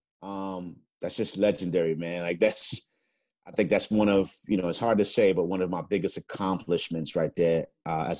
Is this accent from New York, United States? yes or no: yes; New York City, New York, United States; growing up in the Bronx